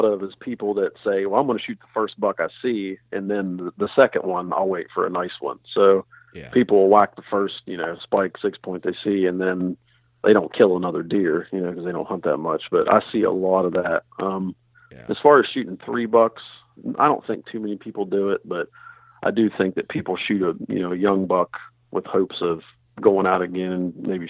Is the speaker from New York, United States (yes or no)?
no; West Virginia, United States